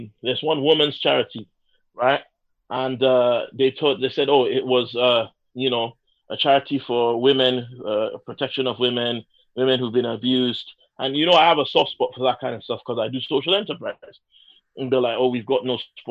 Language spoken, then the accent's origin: English; Nigeria; English is a second language; I'm Nigerian